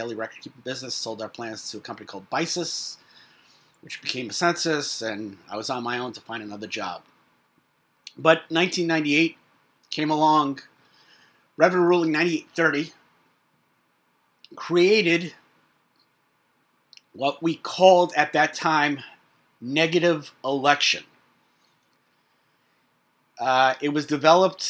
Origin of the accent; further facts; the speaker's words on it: New York City, New York, United States; in Brooklyn, my hometown